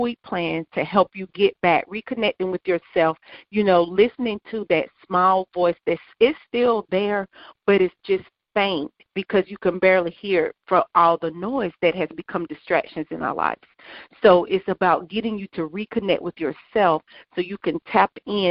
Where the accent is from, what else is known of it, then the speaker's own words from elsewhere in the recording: South Carolina, United States; I grew up here in South Carolina